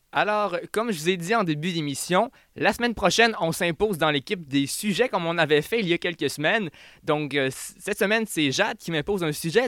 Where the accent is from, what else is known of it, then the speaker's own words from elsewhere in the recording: Quebec, Canada; en tant que Québécois